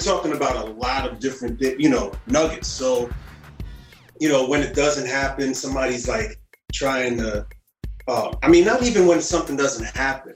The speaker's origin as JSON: {"language": "English", "town": "New York City", "region": "New York", "country": "United States", "said": "I come from Harlem, you know what I'm saying? And yeah. I come from Harlem"}